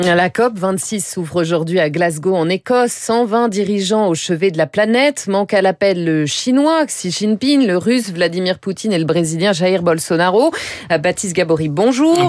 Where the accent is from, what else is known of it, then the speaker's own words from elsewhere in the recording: France; Chez nous en France